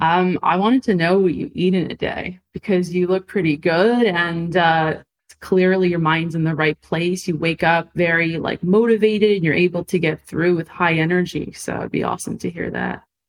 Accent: Montreal, Quebec, Canada; moved away as an adult; now in Los Angeles, United States; I'm from Canada, from Montreal, right? I moved to Los Angeles

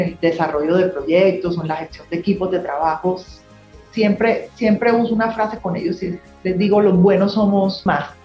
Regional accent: Colombia; also born or lived in New York

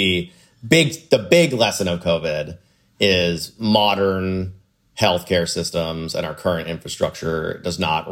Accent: Florida, United States; I grew up in Florida

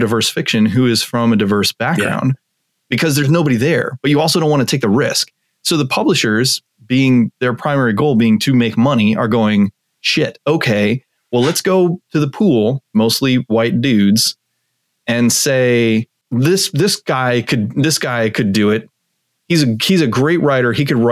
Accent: Tucson, Arizona, United States; I grew up in Tucson, Arizona, very a couple hundred miles from the Mexican border

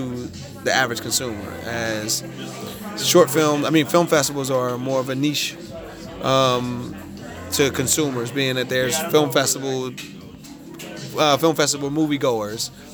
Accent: California, United States; I'm from California

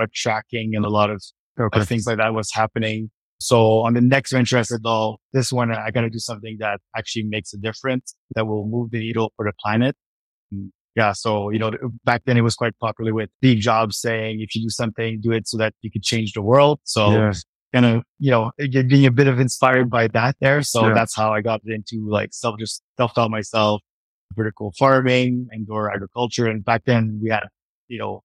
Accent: Montreal, Quebec, Canada; moved away as an adult; now in Vancouver, Canada; I grew up in Montreal

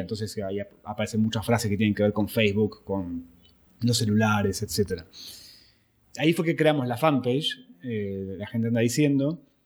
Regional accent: Buenos Aires, Argentina; soy argentino

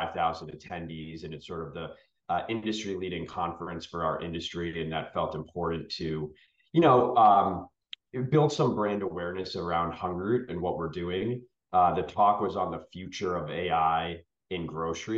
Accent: outside of Boston, Massachusetts, United States; I grew up outside of Boston, Massachusetts, and I'm the youngest of three boys

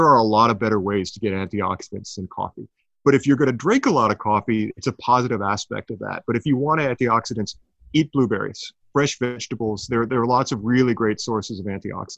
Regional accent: Sudbury, Ontario, Canada; my hometown of Sudbury, Ontario

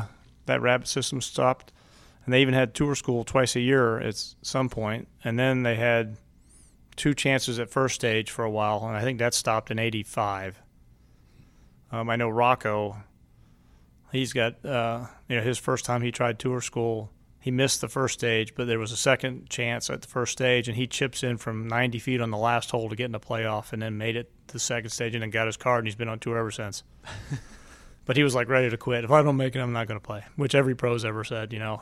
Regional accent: Lakeland, Florida, United States; I grew up in Lakeland, Florida.

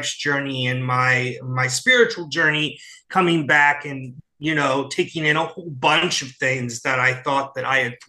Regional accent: St. Louis, Missouri, United States; also born or lived in New York; I had come back to St. Louis, which is my hometown

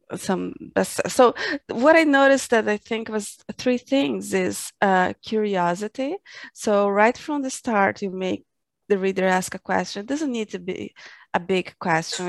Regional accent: Brazil; I'm from Brazil

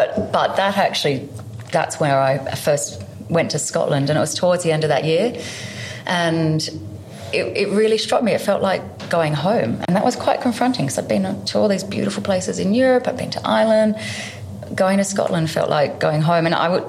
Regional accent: Canberra, Australian Capital Territory, Australia; also born or lived in Melbourne / United Kingdom; I loved growing up in Canberra.

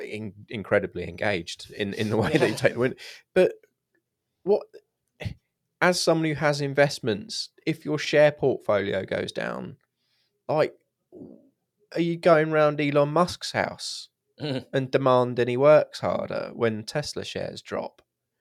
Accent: Yorkshire and the Humber, United Kingdom; And I'm from Yorkshire. You wouldn't know from the accent

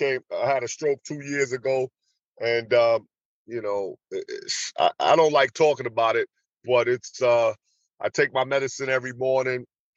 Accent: New York, United States; moved away as an adult; also born or lived in Atlanta; I grew up in New York, but I went to school in Atlanta, and I stayed in Atlanta.

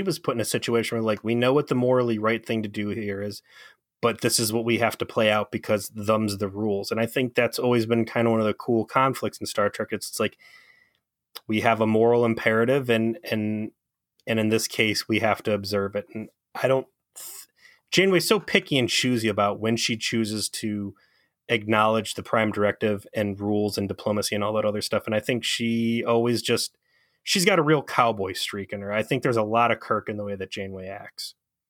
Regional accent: Cleveland, Ohio, United States; By the way, I'm from Cleveland

